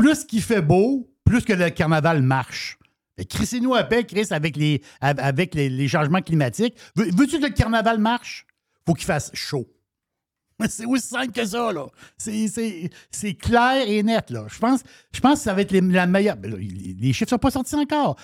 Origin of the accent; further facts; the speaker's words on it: Quebec, Canada; nous autres, Québec, on est, on, on, on est Québécois